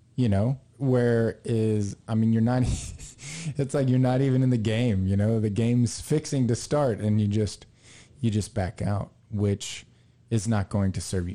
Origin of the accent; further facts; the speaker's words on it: Texas, United States; we're from Texas